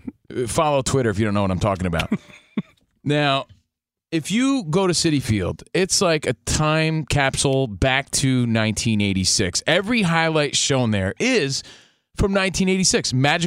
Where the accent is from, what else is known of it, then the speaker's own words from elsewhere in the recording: East Coast, United States; now in Los Angeles, United States; we're from the East Coast out here in L.A.